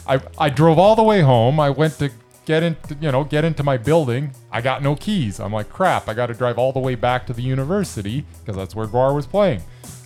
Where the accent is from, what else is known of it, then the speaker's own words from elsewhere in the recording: Canada; I'm from Canada.